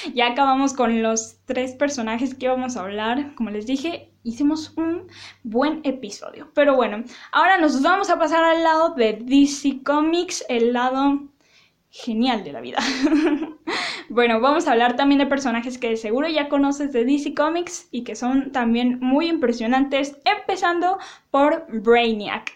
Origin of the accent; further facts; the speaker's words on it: Mexico; yo lo digo en español porque soy mexicana